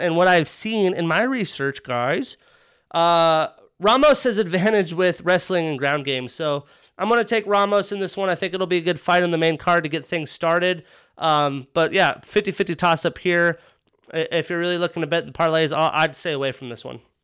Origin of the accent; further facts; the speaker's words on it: Wyoming, United States; I grew up in Wyoming